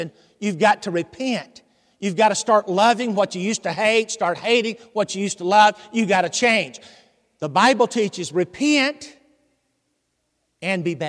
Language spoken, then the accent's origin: English; Hendersonville, Tennessee, United States; accent: southern; Hendersonville, Tennessee. That's home